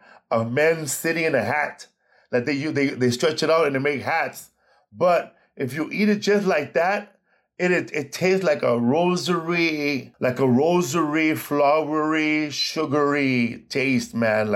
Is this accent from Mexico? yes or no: yes; Guamúchil, Sinaloa, Mexico; now in United States; I grew up next to a town called Guamuchil in that region of Sinaloa.